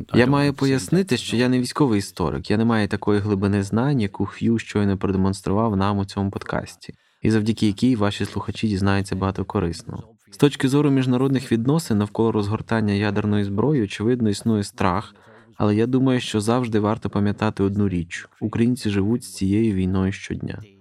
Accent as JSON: {"language": "Ukrainian", "region": "Scotland", "country": "United Kingdom", "tie": "born or raised there", "said": "до Шотландії, звідки я родом"}